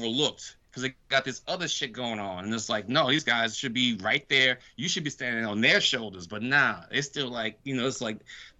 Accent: New Orleans, Louisiana, United States; we're from New Orleans

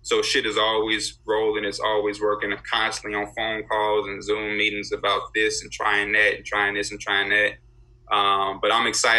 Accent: Chicago, Illinois, United States; I'm from Chicago

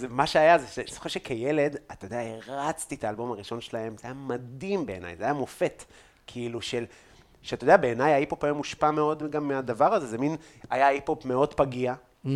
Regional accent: Afula, Northern District, Israel; moved away; בבית, בעפולה

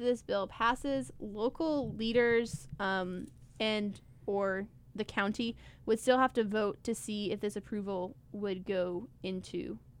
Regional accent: South Carolina, United States; I'm also from South Carolina. I don't know if I'd travel to Greenville specifically.

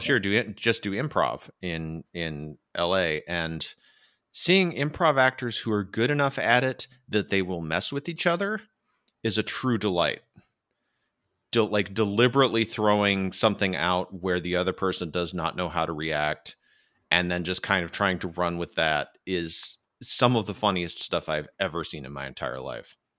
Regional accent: Michigan, United States; now in California, United States; I grew up in Michigan, which is an extremely flat place

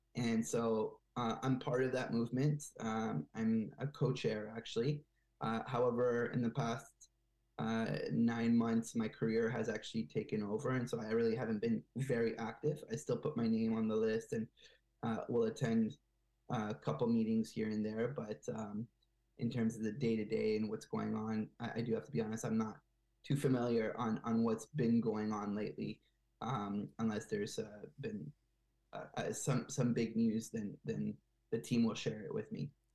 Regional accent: Bethesda, Maryland, United States; moved away as an adult; also born or lived in Montreal, Canada; now in Quebec, Canada; I grew up in Bethesda, Maryland, just outside of Washington D.C., and so uh, I did most of my uh, elementary and middle school and high school in the U.S.

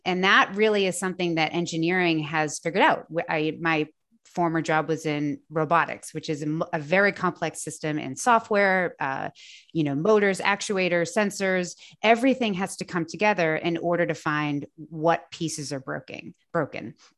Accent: just south of the Boston area, Massachusetts, United States; moved away as an adult; now in North Carolina, United States; I grew up just south of the Boston area

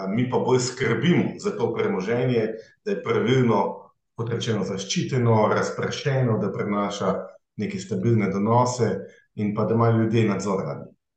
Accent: Hrastnik, Zasavje, Slovenia; moved away as an adult; also born or lived in Maribor; now in Ljubljana, Slovenia; izhajam iz Zasavja, iz Hrastnika

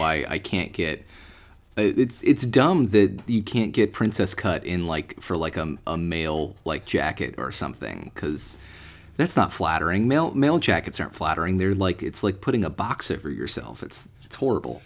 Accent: United States; I'm, I'm American

